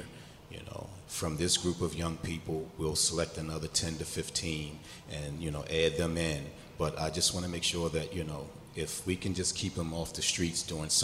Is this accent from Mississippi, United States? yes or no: no; Baltimore, Maryland, United States; I grew up in East Baltimore